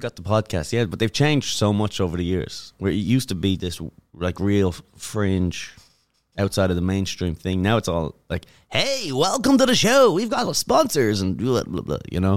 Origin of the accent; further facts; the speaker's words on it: Dublin, Leinster, Ireland; moved away as an adult; now in United States; I'm from Dublin